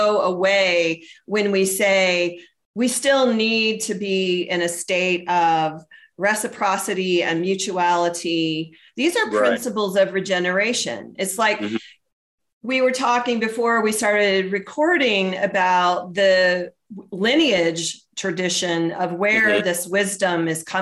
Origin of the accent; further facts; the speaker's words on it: the South, United States; moved away; I grew up in the South. I don't know if you knew that, but I'm a Southerner